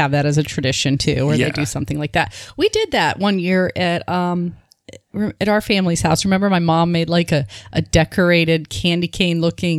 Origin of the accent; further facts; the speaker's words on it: Michigan, United States; now in Florida, United States; I grew up in Michigan